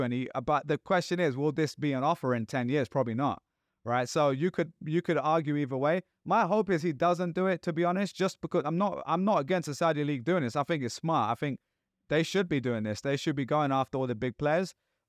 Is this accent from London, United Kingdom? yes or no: yes; London, United Kingdom; now in New York, United States; I'm a New Yorker now, but I'm always a Londoner.